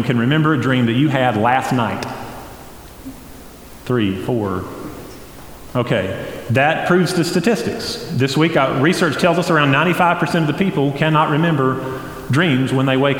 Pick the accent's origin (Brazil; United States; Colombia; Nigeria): United States; Flat Rock, North Carolina; I grew up near East Henderson High School, there in Henderson County, near Flat Rock